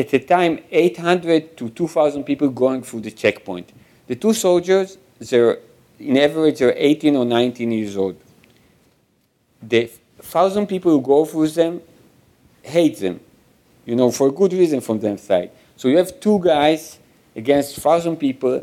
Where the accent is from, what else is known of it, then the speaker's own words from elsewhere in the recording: Israel; growing up in Israel and being the son of a Holocaust survivor